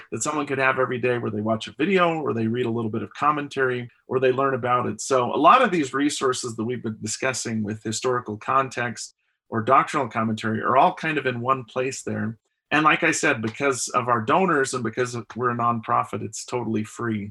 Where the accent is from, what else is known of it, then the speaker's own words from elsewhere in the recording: Delta, Utah, United States; also born or lived in Fort Lauderdale, Florida; now in Saratoga Springs, United States; I'm originally from Delta, Utah. Um, I live in Saratoga Springs with my family.